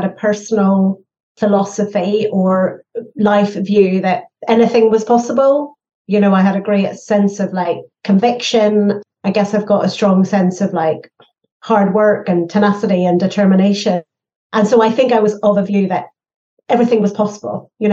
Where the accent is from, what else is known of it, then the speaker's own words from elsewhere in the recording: Northern Ireland, United Kingdom; I grew up in Northern Ireland